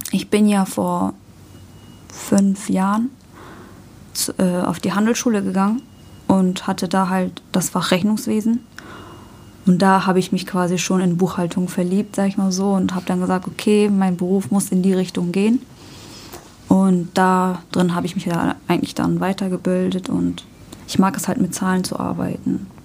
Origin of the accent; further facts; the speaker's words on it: Hamburg, Germany; born there; Bin in Hamburg geboren.